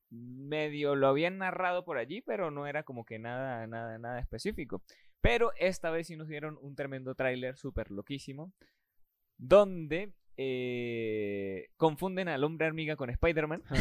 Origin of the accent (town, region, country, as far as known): Venezuela